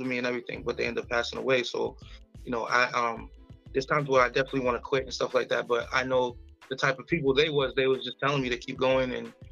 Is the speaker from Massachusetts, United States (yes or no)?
yes; Brockton, Massachusetts, United States; also born or lived in Mississippi; I'm originally from Brockton